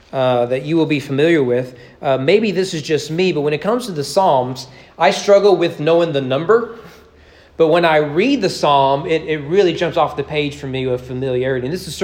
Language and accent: English; Southern United States, United States; there I am being a Southerner again, right?